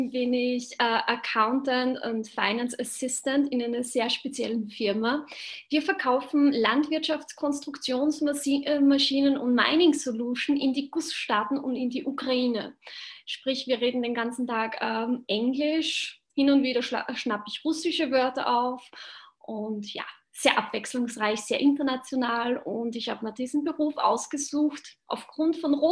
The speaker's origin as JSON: {"language": "German", "region": "Upper Austria", "country": "Austria", "said": "Das ist nördlich äh, von Linz Richtung tschechische Grenze."}